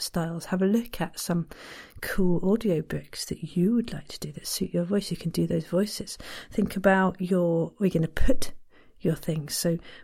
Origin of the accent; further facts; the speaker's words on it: Ireland; I'm too Irish